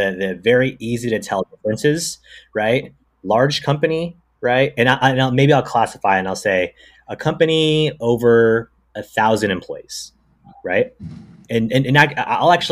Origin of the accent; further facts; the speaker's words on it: Bay Area, California, United States; I'm from the Bay Area